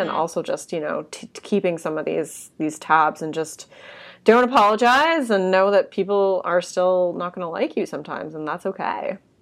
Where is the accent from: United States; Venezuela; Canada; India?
Canada; being Canadian